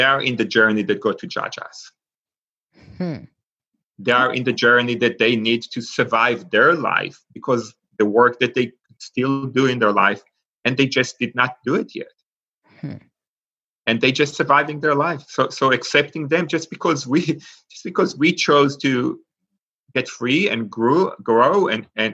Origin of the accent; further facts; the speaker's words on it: Israel; English is a second language; now in Pittsburgh, United States; I grew up in Israel. And for those of us that know anything about Israel, beside what the news show, I grew up in a kibbutz